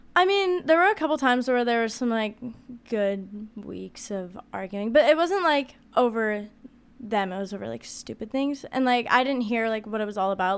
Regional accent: Olympia, Washington, United States; moved away as an adult; I grew up in Olympia, Washington. I've lived there my whole life

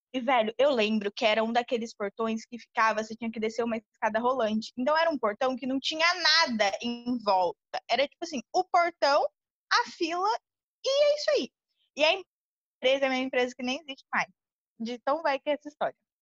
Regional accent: São Paulo, Brazil; now in Bahia, Brazil; eu sou de São Paulo e meu pai mora na Bahia. Hoje em dia eu moro na Bahia também

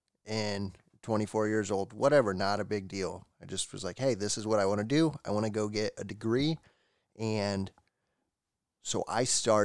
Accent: Indiana, United States; moved away as an adult; also born or lived in Texas; So I grew up in Indiana and lived there my whole life. And then when I was 20 years old, I decided that, hey, I want to do something different. I want to leave.

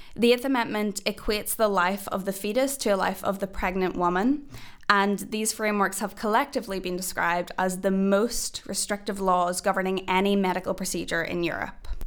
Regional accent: Northern Ireland, United Kingdom; now in Cambridge, United Kingdom; I'm an Irish woman and a Northern Irish woman

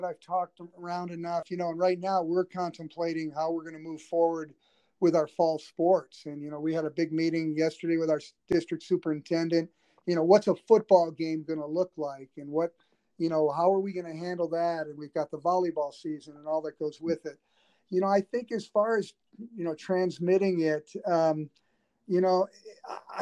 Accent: Southern California, United States; also born or lived in Los Angeles; growing up in Southern California, I attended John Wooden's summer basketball camp. And I was living in Los Angeles

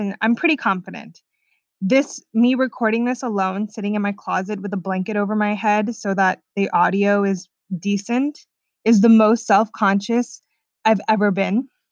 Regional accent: Orange County, California, United States; also born or lived in Sweden; I'm 24 from Orange County, California

